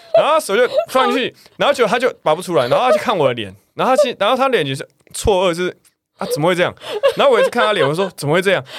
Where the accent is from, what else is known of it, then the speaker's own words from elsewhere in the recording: Taiwan; 因为我是台湾人